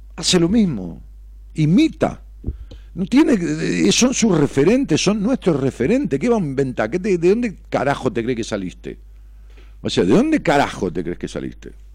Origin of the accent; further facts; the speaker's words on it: Ramos Mejía, Buenos Aires Province, Argentina; muchos constructores de allá de mi pueblo, Ramos Mejía